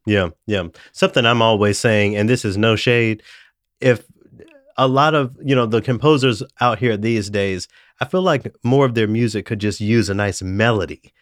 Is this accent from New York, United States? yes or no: no; Memphis, Tennessee, United States; now in Minnesota, United States; I'm from Memphis